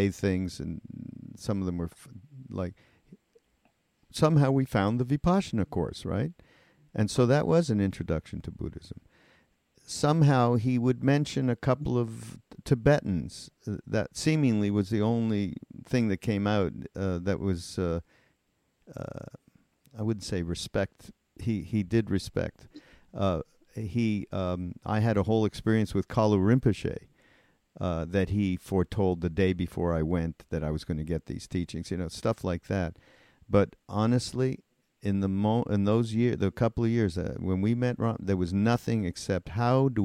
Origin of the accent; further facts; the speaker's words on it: Montreal, Quebec, Canada; I'm from Montreal